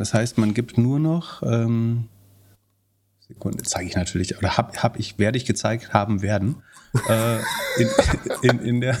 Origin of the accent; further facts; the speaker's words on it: Mecklenburg-Vorpommern, Germany; ich habe mir tatsächlich, tatsächlich drei Autohäuser in Mecklenburg-Vorpommern besessen